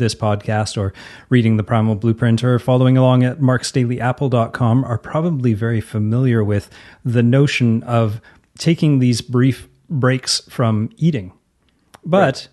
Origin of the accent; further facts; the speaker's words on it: Canada; accent: Canadian; use my normal accent, because I'm talking to a fellow Canadian here